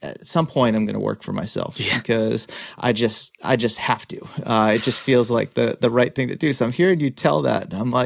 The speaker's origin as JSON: {"language": "English", "town": "Worcester", "region": "Massachusetts", "country": "United States", "tie": "born or raised there", "said": "I grew up in Worcester"}